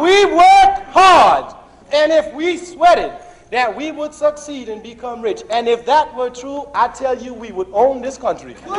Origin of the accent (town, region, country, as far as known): El Paso, Texas, United States; born or raised there; also born or lived in Chicago, Illinois